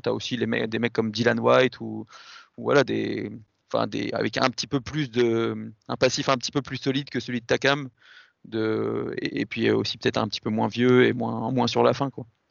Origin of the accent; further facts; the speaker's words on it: France; en tant que Français